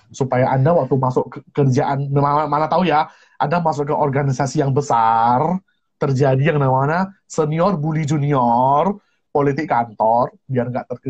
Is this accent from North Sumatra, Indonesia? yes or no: yes; Pematang Siantar, North Sumatra, Indonesia; Saya ini dari kota Pematang Siantar, lulusan SMA Metodis. Mana tahu ada teman-teman dari sekolah Metodis Pematang Siantar, boleh hello-hello juga ya.